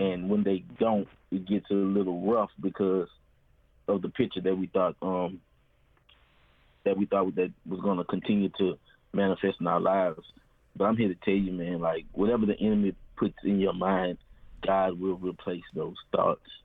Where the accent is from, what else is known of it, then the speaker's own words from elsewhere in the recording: Baton Rouge, Louisiana, United States; born and raised in Baton Rouge, Louisiana